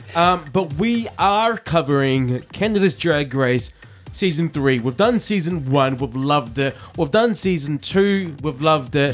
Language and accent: English; New Zealand; now in United Kingdom; I'm from New Zealand